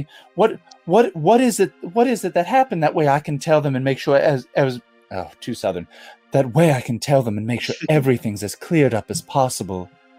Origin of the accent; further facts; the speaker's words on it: Nantucket, Massachusetts, United States; I'm becoming very southern despite the fact that I'm from Nantucket.